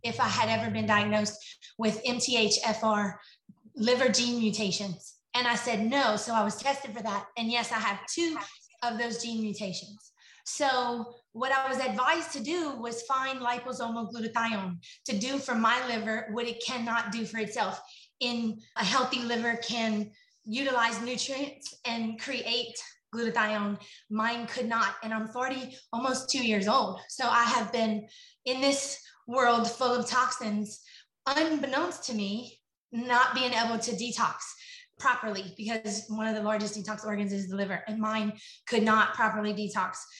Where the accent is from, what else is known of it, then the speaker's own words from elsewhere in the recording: Lafayette, Louisiana, United States; I am from Lafayette, Louisiana